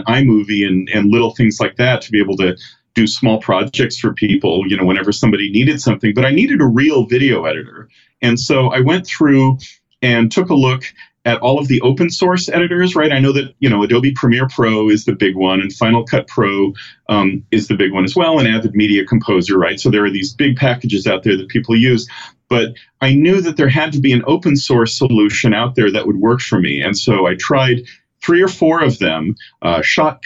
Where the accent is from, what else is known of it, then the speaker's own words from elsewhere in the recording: the Bay Area, California, United States; I grew up in the Bay Area